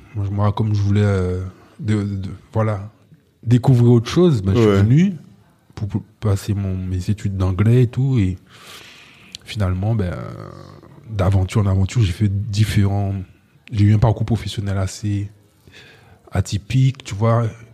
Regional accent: Guadeloupe; je, viens d'un endroit où euh, l'identité, c'est quelque chose de complexe. Donc, c'est la Guadeloupe

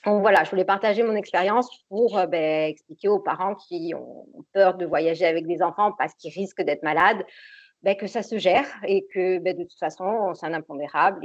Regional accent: Corsica, France; je suis corse. Et donc, je vis je travaille euh, dans mon île de beauté, à l'île Rousse

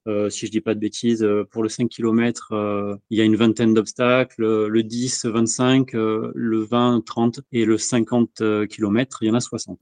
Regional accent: Bordeaux, Nouvelle-Aquitaine, France; je suis bordelais

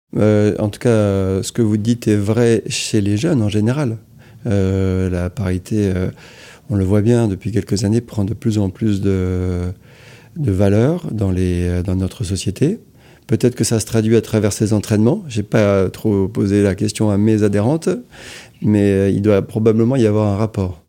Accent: Amiens, Hauts-de-France, France; je suis d'Amiens

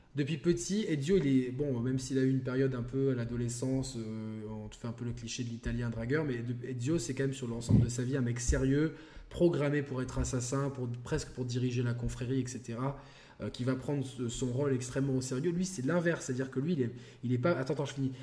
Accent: France; en tant que Français

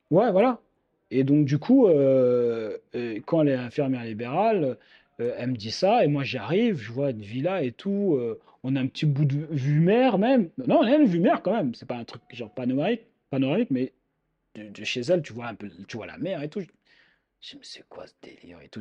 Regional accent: Île-de-France, France; je viens de l'île de France

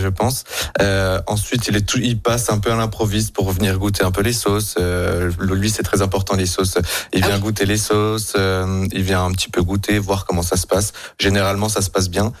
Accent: Gérardmer, Grand Est, France; now in Lyon, France; je viens de Gérardmer, dans les Vosges.

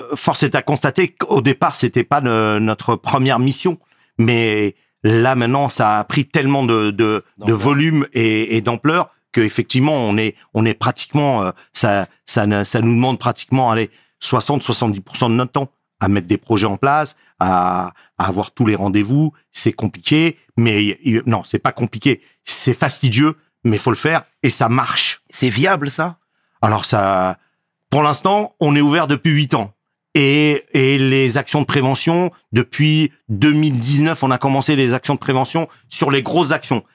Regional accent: Garges-lès-Gonesse, Île-de-France, France; J'ai grandi à Garges-Gonesse, dans le quartier de Dame-Blanche-Nord, communément appelé la zone 4

